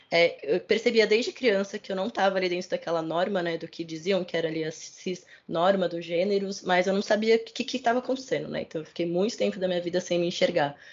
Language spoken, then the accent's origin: Portuguese; São Paulo, Brazil; Sou cria da Vila Nova Cachoeirinha, um bairro da Zona Norte de São Paulo, né, da periferia da Zona Norte de São Paulo